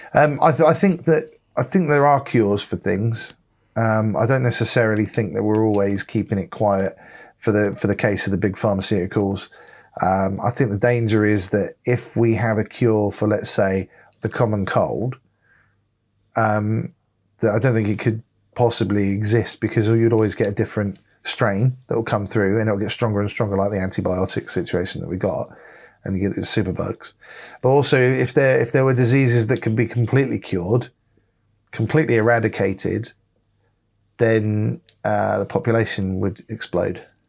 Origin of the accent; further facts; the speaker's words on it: United States; I'm an American and I'm proud to be an American